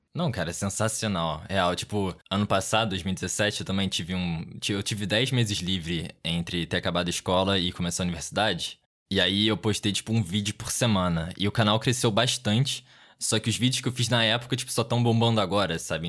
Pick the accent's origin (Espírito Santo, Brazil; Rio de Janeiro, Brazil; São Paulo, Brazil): Rio de Janeiro, Brazil; accent: chiado; Isso do Rio. Provavelmente dá pra ouvir por causa do sotaque